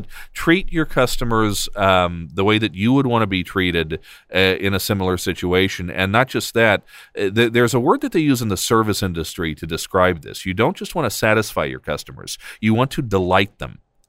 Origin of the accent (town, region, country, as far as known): United States